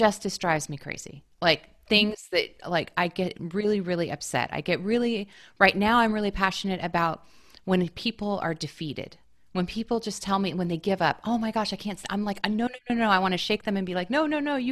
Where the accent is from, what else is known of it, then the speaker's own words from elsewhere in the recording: the Northwest, Pacific Northwest, United States; now in Brooklyn, United States; And I'm from the Northwest. Like we have ferries everywhere